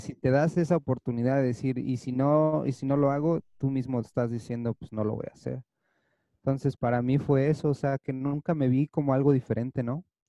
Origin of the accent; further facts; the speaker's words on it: Toluca, State of Mexico, Mexico; moved away as an adult; now in Los Angeles, United States; yo crecí, nací, crecí en México, en Toluca estaba en México